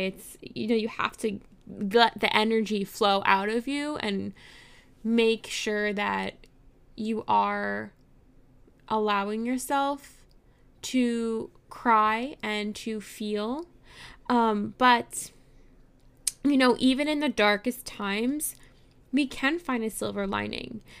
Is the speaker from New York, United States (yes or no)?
yes; New York City, New York, United States; I grew up in New York City